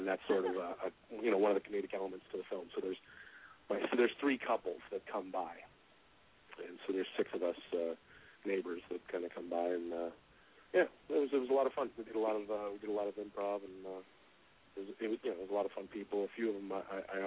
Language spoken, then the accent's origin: English; just outside of Vancouver, British Columbia, Canada; I grew up just outside of Vancouver, Canada